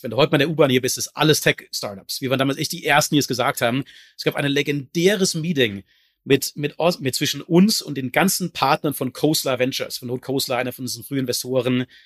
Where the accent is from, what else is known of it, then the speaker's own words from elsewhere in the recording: Germany; als Deutscher